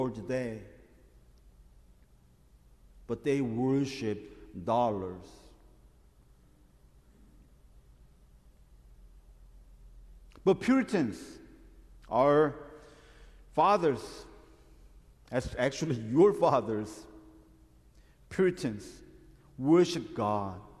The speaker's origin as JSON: {"language": "English", "country": "South Korea", "moved": "yes", "lives_now": "United States", "said": "my home country, Korea"}